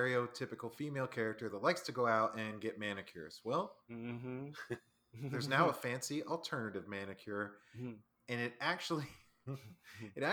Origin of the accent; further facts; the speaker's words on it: Florida, United States; We're all from Florida